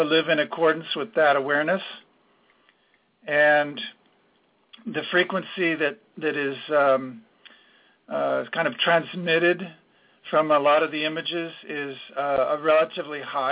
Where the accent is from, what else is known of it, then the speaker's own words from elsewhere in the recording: San Jose, California, United States; I grew up in San Jose